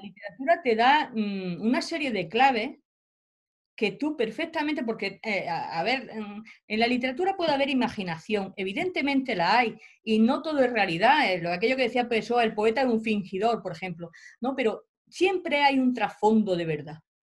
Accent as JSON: {"language": "Spanish", "area": "Albox, Almería", "region": "Andalusia", "country": "Spain", "tie": "born or raised there", "moved": "yes", "lives_now": "Granada, Spain", "said": "Yo vengo de un pueblo de Almería, de Alboy. Yo ahora doy clase en Granada, pero mi el pueblo donde yo he vivido y he pasado mi infancia es un pueblo relativamente pequeño"}